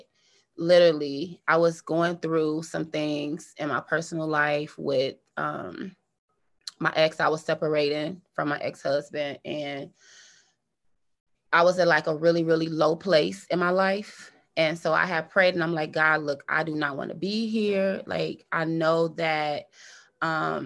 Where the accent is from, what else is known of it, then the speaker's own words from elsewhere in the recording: Chicago, Illinois, United States; moved away as an adult; now in Frisco, United States; South side of Chicago